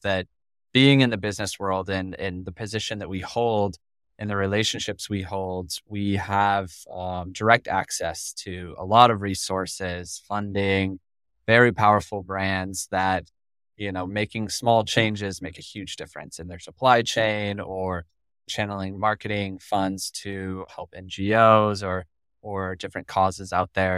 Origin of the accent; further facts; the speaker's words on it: Colorado, United States; I'm from Colorado.